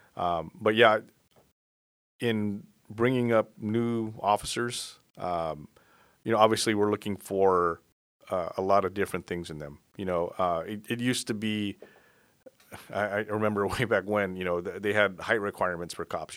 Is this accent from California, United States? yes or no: yes; South Bay, California, United States; also born or lived in Florida; I basically grew up here in the South Bay.